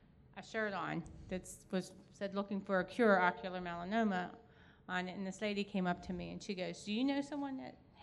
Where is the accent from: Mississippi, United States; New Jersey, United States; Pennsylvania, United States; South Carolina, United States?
Pennsylvania, United States; moved away as an adult; now in North Carolina, United States; when we moved to North Carolina from Pennsylvania, a friend from my church up back home called